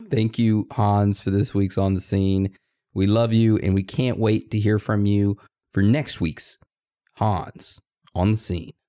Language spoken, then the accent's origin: English; Texas, United States; born or raised there; now in Maine, United States